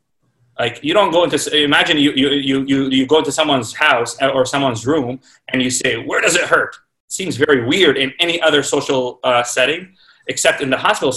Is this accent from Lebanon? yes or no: no; Toronto, Ontario, Canada; moved away as an adult; also born or lived in Baltimore / New York / Chicago / Kingston; now in Saskatoon, Canada; I grew up in Toronto